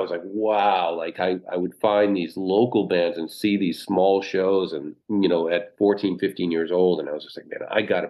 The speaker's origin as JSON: {"language": "English", "town": "Haverhill", "region": "Massachusetts", "country": "United States", "tie": "born or raised there", "moved": "yes", "said": "growing up in Haverhill, you know, it's like we said, it's a small town in Massachusetts"}